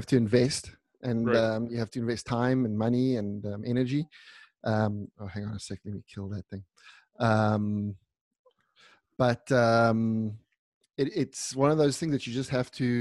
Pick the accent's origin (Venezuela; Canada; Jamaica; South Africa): South Africa; moved away as an adult; also born or lived in Italy; now in Milan, Italy; So I was born in South Africa. My brother and I were both born in South Africa.